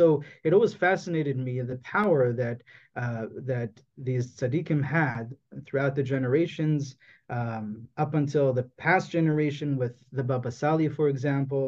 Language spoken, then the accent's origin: English; Toronto, Ontario, Canada; I was born in Toronto, in Canada